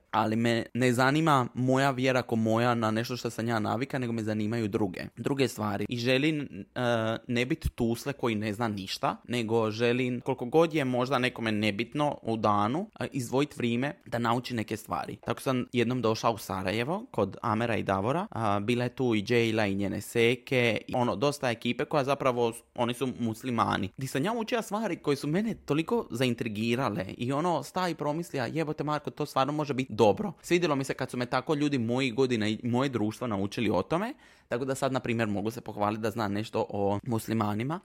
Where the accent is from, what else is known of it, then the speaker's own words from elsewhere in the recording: Trogir, Split-Dalmatia County, Croatia; Marija i ja smo odrasli u Trogiru